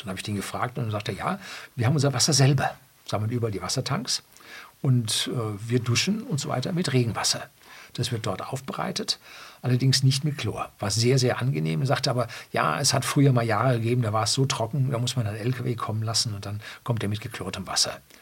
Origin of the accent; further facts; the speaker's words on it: Upper Bavaria, Germany; bei uns in Oberbayern